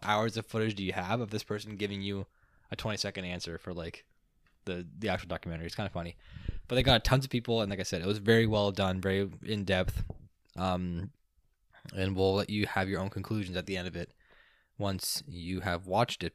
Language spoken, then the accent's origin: English; Canada; we are a Canadian.